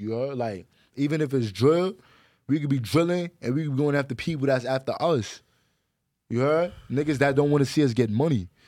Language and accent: English; New York City, New York, United States; I'm from the Bronx.